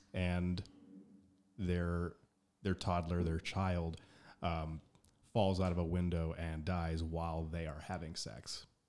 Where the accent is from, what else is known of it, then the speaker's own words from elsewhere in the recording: United States; moved away; I'm from the United States